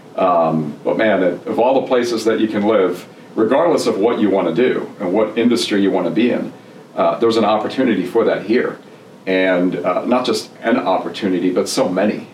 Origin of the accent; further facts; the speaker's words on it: New Jersey, United States; English is a second language; moved away as an adult; also born or lived in Germany / Florida / Tennessee; now in Atlanta, United States; grew up in New Jersey, originally from Germany